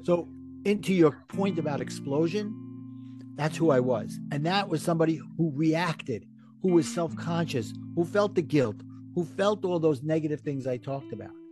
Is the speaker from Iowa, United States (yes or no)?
no; New York City, New York, United States; accent: Brooklyn; my Brooklyn accent